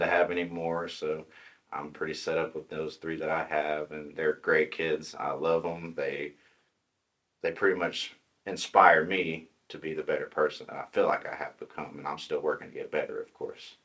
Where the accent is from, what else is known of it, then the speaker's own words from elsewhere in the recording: Tahlequah, Oklahoma, United States; I was born in Tahlequah. Pretty much lived here my whole life. Uh, I grew up in the Briggs area, small oh, community.